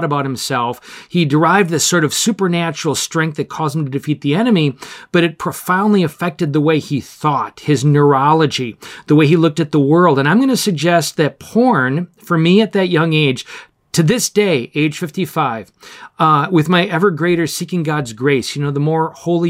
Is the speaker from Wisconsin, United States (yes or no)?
yes; Oshkosh, Wisconsin, United States; When I was a child growing up in Oshkosh, Wisconsin